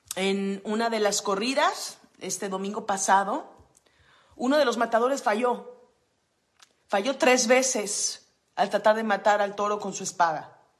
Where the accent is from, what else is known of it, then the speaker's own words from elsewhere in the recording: Mexico; del país donde yo nací, donde crecí